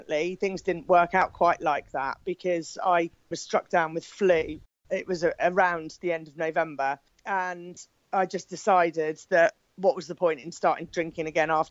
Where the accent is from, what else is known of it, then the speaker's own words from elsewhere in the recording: Poole, South West England, United Kingdom; I'm from Poole in Dorset in the UK